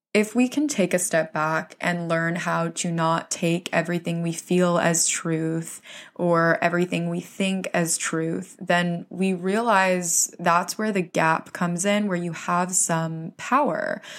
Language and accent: English; Florida, United States; now in New York City, United States; I'm originally from Florida, so I grew up in a place where there was no winter.